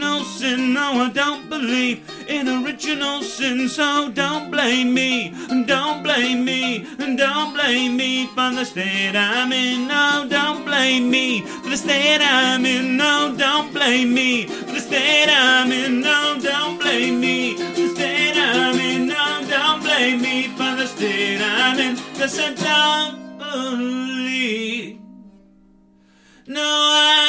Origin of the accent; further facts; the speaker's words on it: United Kingdom; I am allegedly British, but this is just an accident of geography